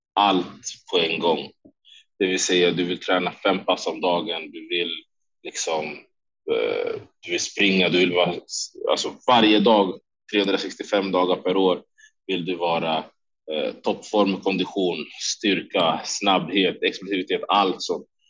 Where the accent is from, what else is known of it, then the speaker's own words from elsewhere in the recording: Sweden; moved away as an adult; also born or lived in Stockholm; now in Las Vegas, United States; båda mina tränare hemma i Sverige